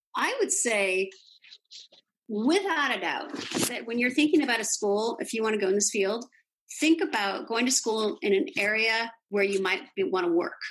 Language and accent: English; Los Angeles, California, United States; I grew up in Los Angeles